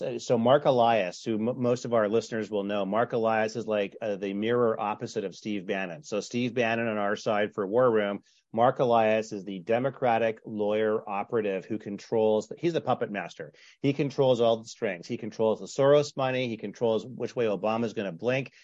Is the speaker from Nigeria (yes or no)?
no; Canada; now in Southern California, United States; I grew up in Canada, so I'm lo, I'm used to the ice fishing jokes